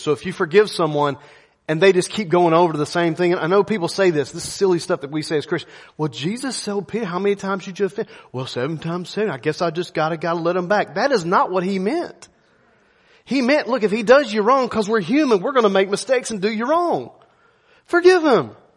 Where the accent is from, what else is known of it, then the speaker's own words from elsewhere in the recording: United States; I'm an American